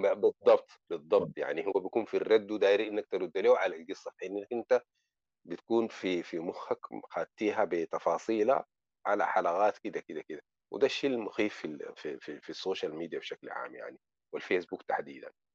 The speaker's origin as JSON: {"language": "Arabic", "country": "Sudan", "moved": "yes", "lives_now": "Morocco", "said": "عندنا في السودان"}